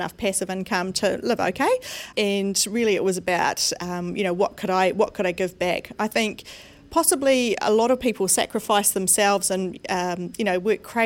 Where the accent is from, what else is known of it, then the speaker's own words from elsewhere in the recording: New Zealand; I am from New Zealand